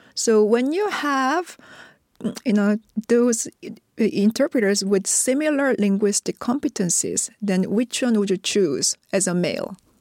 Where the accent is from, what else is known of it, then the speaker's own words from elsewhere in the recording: South Korea; first language Korean; English is a second language; I was a monolingual Korean